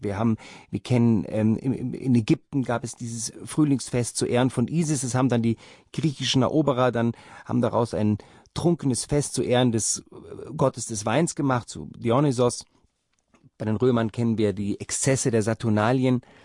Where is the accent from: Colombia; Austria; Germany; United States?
Germany; Rhineland; meine Kindheit war im Rheinland